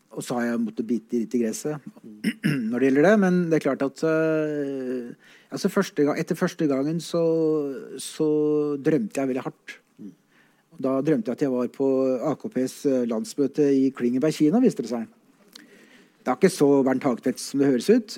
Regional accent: Oslo, Norway; jeg kommer fra Veitvet, som er en relativt kjent eh, drabantby i Oslo

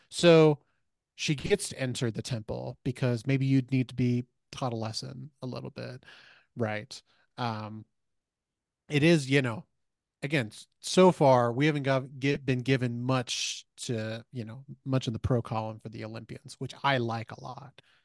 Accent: Missouri, United States; I grew up in Missouri

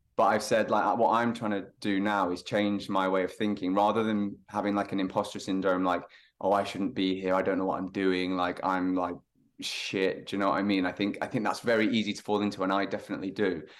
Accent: Lytham, North West England, United Kingdom; moved away; I'm from the north, so a little town called Lytham, um, near Blackpool on the northwest coast

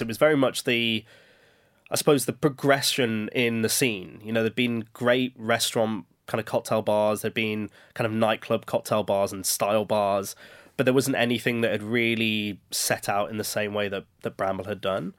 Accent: Birmingham, West Midlands, United Kingdom; growing up in Birmingham, where we were exposed to a lot of different cultures

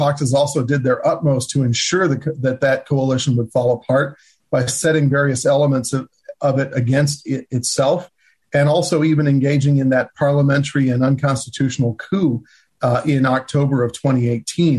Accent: United States; as an American

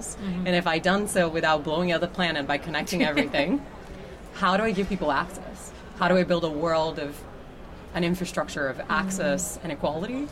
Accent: Brazil; moved away; I'm from Brazil originally

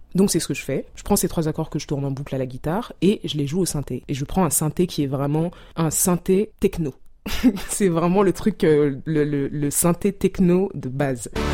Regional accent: Douala, Littoral, Cameroon; moved away; mon enfance au Cameroun, à Douala

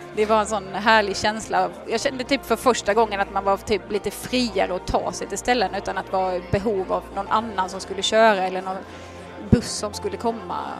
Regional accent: Halmstad, Halland County, Sweden; now in Laholm, Sweden; Jag är född och uppvuxen i Halmstad, bor numera i Laholm

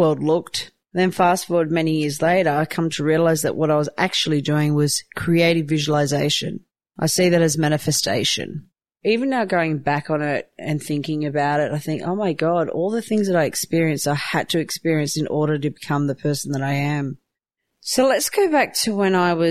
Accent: Newcastle, New South Wales, Australia; also born or lived in Croatia; I grew up in Newcastle, New South Wales. I was born in Croatia.

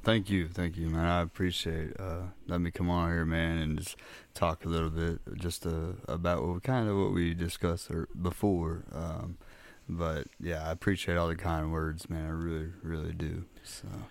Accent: Minneapolis, Minnesota, United States; now in Crothersville, Indiana, United States; I was born and raised up in Minneapolis, um, lived there a majority of my childhood.

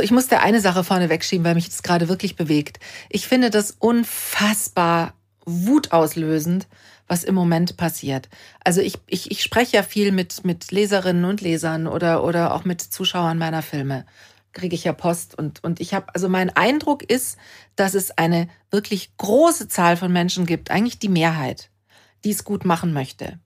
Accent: Germany; bei uns in Deutschland

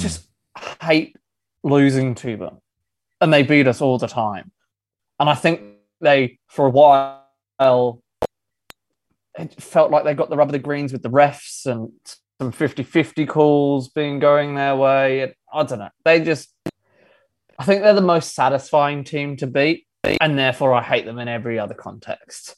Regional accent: Sydney, New South Wales, Australia; also born or lived in England; Yes, I'm originally from England, but I've grown up on the northern beaches.

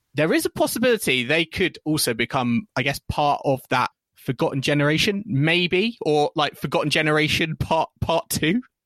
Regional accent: United Kingdom; as British fans

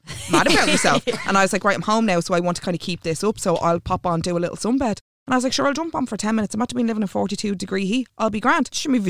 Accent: Ireland; your experience as an Irish, as a white different. Irish woman is not the same experience as mine.

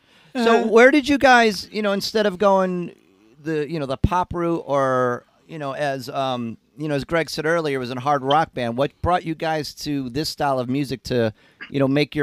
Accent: Binghamton, New York, United States; I grew up in Binghamton.

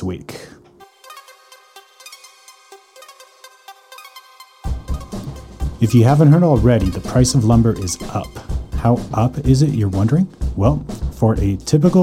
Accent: Calgary, Alberta, Canada; born or raised there; moved away as an adult; now in Vancouver, Canada

